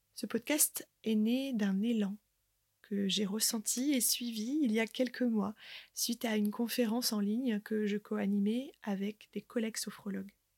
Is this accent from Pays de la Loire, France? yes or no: no; Côte d'Opale, Hauts-de-France, France; moved away; j'ai fait le choix, avec ma famille, de revenir vivre sur ma terre natale, la Côte d'Opale